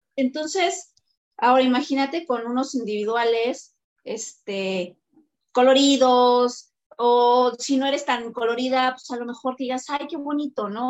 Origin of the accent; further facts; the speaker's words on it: Mexico; nosotros los mexicanos